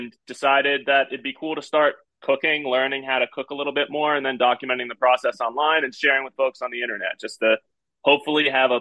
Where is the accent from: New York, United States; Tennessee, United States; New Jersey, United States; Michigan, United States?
New Jersey, United States; I was born and raised in New Jersey